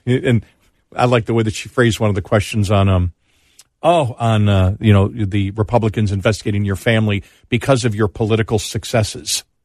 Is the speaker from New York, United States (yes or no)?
yes; Buffalo, New York, United States; Where I grew up in Buffalo